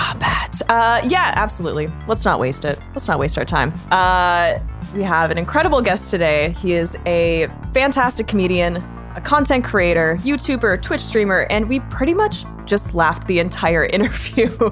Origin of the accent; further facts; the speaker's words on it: Canada; I'm Canadian